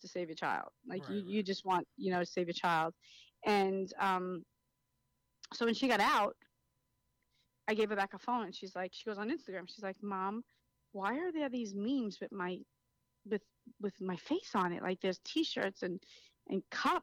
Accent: New York City, New York, United States; moved away as an adult; now in Florida, United States; I come from Brooklyn, New York

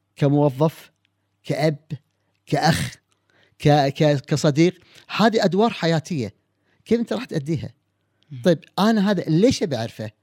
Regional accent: Kuwait; عندنا في الكويت

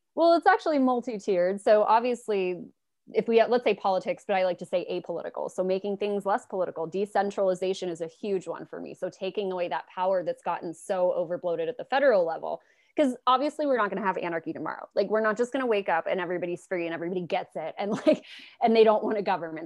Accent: Los Angeles, California, United States; I'm in Los Angeles, I'm from Los Angeles

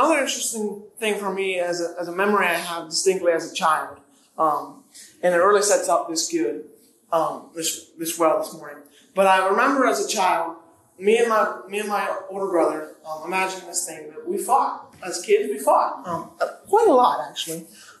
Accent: Sebring, Florida, United States; also born or lived in Philippines / Pennsylvania; I am from Sebring via the Philippines, via Pennsylvania. So I'm really from nowhere

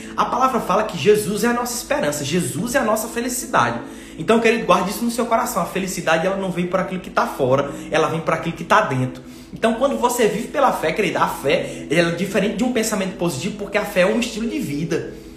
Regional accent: Northeast Region, Brazil; accent: nordestino

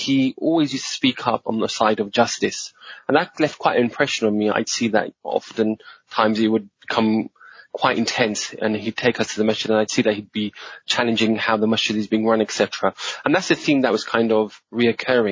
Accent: London, United Kingdom; also born or lived in Tooting; I was born and brought up in Streatham, which is not far

